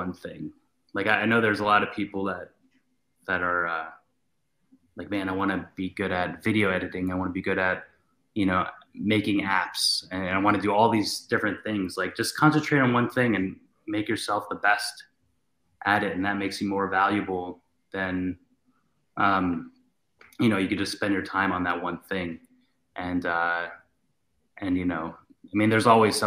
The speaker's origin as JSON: {"language": "English", "region": "Ohio", "country": "United States", "moved": "yes", "said": "I was from Ohio."}